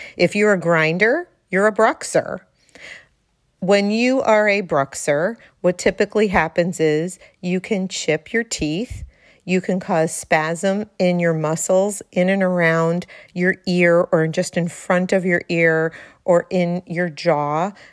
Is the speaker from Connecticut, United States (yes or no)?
yes; Darien, Connecticut, United States; right here in the 203, my hometown, Darien, Connecticut